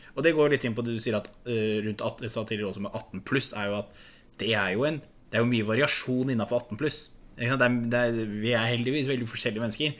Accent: Norway; jeg er fra Distrikts-Norge

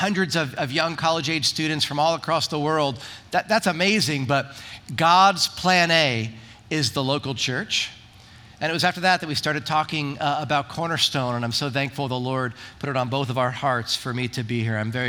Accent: New Jersey, United States; now in Wildomar, United States; I'm from Jersey.

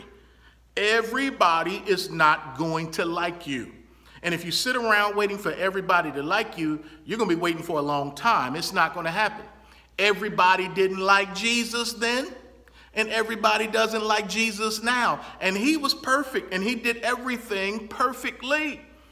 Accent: Baltimore, Maryland, United States; my hometown of Baltimore, Maryland

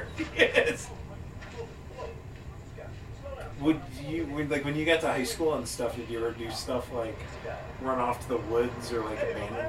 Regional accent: Grand Island, Nebraska, United States; moved away; where I grew up in Grand Island

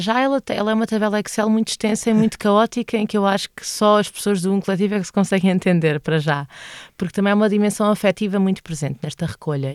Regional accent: Loures, Lisbon, Portugal; moved away as an adult; also born or lived in Santo António dos Cavaleiros; now in Elvas, Portugal; cresci em Loures

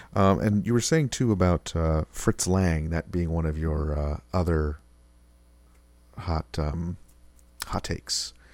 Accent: Rochester, New York, United States; moved away as an adult; also born or lived in Georgia; now in Buffalo, United States; my hometown of Rochester

